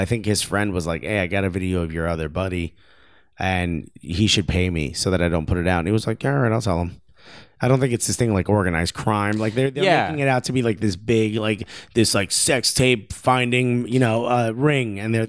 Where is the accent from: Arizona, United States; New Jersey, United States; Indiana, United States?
New Jersey, United States; Newark; I want to preface everything by saying I grew up in Newark, New Jersey.